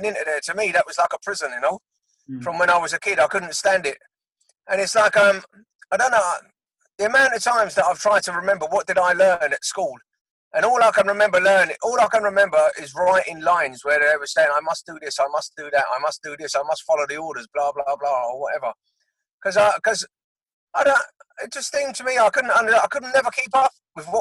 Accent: London, United Kingdom; moved away as an adult; now in Surrey, United Kingdom; I was born in Willesden, northwest London, and that's where I was brought up.

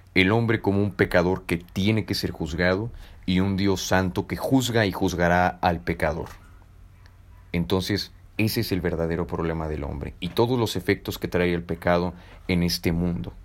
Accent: Mexico; soy mexicano y estoy en un país que primeramente es católico

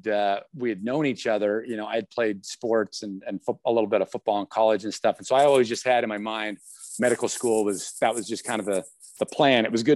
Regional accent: Salt Lake City, Utah, United States; now in Spokane, United States; I am I grew up in Salt Lake area. I'm now in Spokane

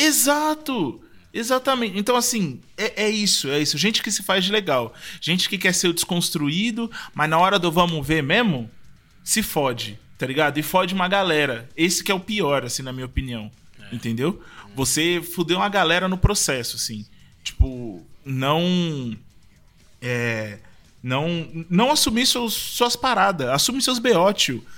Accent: São Paulo, Brazil; eu fui criado no, na época que em Pinheiros, é, a gente aqui de São Paulo

